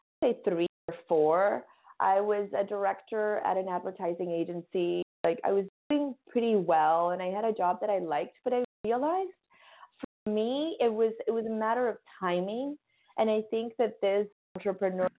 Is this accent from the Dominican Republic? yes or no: yes; Dominican Republic; moved away as an adult; also born or lived in New York City; now in Miami, United States; We're from Dominican Republic. I grew up and I was raised there. I lived there until I was 19.